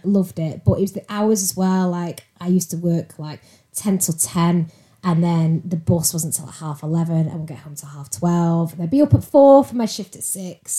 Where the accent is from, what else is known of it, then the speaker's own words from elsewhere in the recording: Salford, North West England, United Kingdom; moved away as an adult; now in Altrincham, United Kingdom; I'm from Salford originally